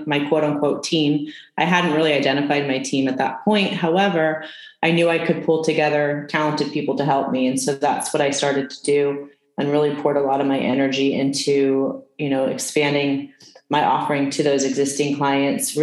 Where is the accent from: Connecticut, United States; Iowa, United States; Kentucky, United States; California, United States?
California, United States; also born or lived in East Coast; I'm from California